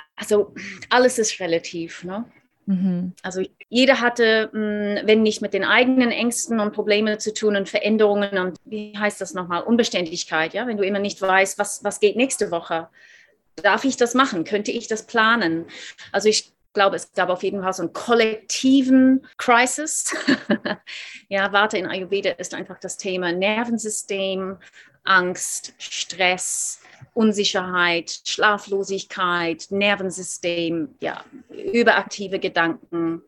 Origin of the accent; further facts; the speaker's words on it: Australia; German is a second language; moved away as an adult; also born or lived in Seoul, South Korea; now in Munich, Germany; Ich dachte immer, ich bin Australierin, ich bin in Australien aufgewachsen